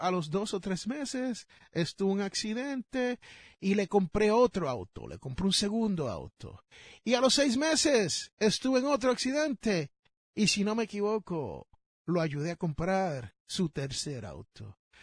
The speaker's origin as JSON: {"language": "Spanish", "country": "Puerto Rico", "tie": "born or raised there", "moved": "yes", "lives_now": "United States", "said": "en el país donde yo me crié, en la isla del encanto"}